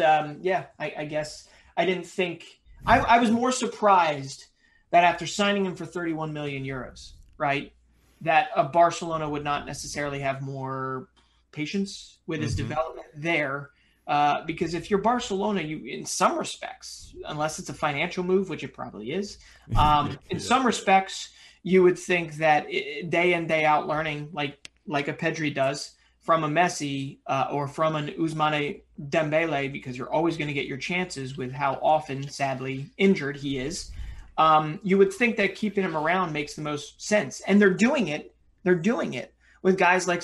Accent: United States; accent: American; my American accent.

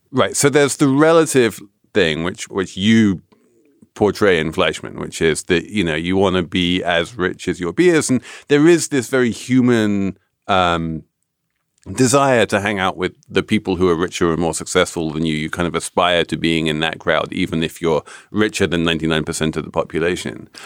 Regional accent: England, United Kingdom; moved away; as an Englishman

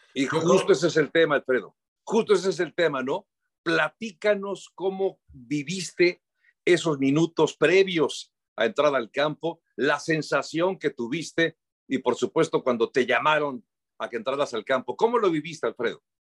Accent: Mexico; nosotros como mexicanos

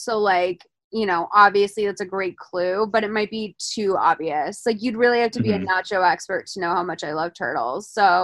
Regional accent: Lexington, Massachusetts, United States; I'm from Lexington, Massachusetts, so we take Patriots Day very seriously

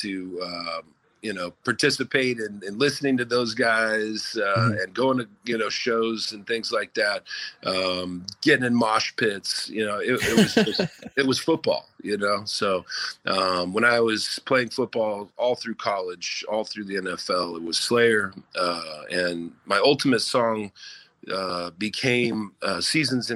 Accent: Southern California, United States; grew up in Southern California when we moved there when I was 10

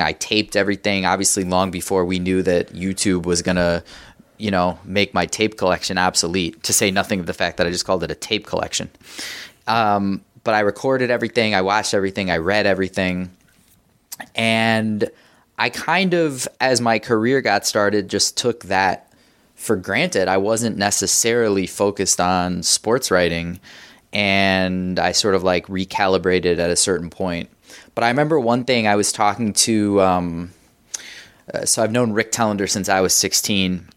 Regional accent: Evanston, Illinois, United States; also born or lived in New York / Wilmette, Illinois; I grew up, um, in Evanston and then Wilmette

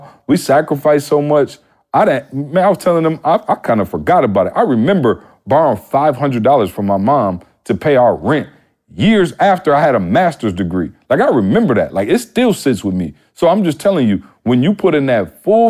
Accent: Midwest, United States; I'm from the Midwest.

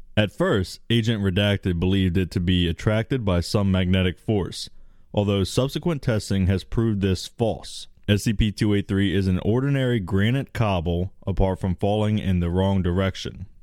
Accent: United States; I'm American

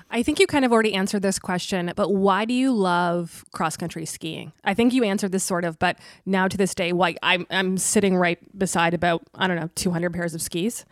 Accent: Tilbury, Ontario, Canada; moved away as an adult; now in Ottawa, Canada; I grew up in Tilbury, which is, like, just down the four oh one

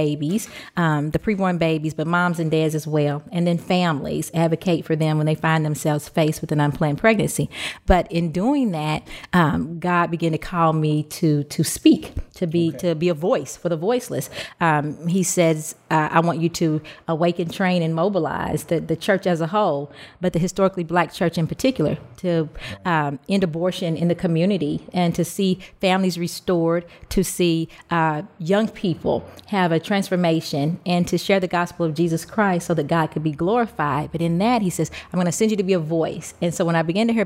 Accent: Louisville, Kentucky, United States; I'm from Louisville, Kentucky

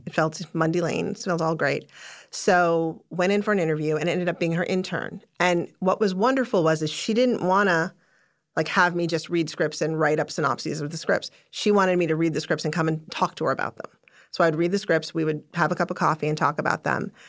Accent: Chicago, Illinois, United States; I was born in Chicago. I was raised in the suburbs of Chicago

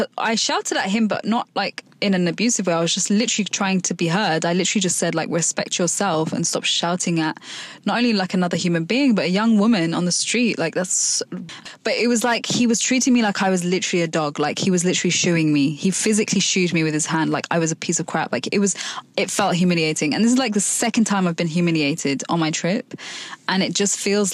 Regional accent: London, United Kingdom; I've been brought up in London

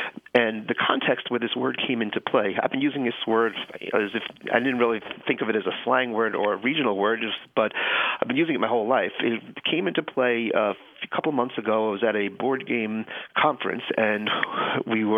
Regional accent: Long Island, New York, United States; also born or lived in Santa Monica, California; now in Los Angeles, United States; I grew up in Long Island, New York.

